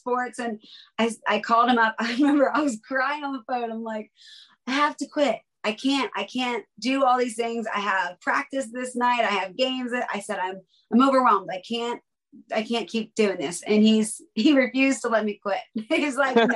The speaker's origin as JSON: {"language": "English", "town": "Palmyra", "region": "Pennsylvania", "country": "United States", "tie": "born or raised there", "said": "I was born and raised in Palmyra, Pennsylvania"}